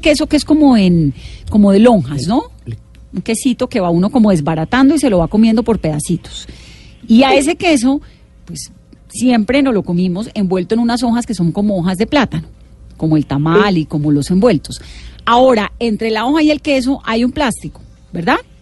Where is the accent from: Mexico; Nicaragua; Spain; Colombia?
Colombia; Valle del Cauca; born or raised there